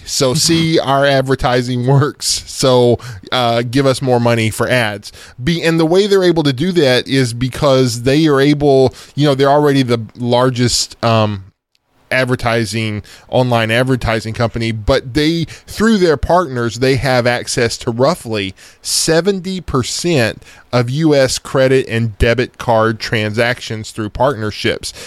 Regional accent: East Texas, United States; I'm from East Texas

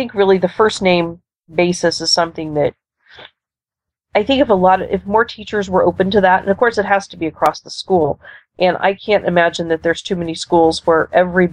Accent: Texas, United States; also born or lived in Florida; now in Nebraska, United States; I grew up in Texas

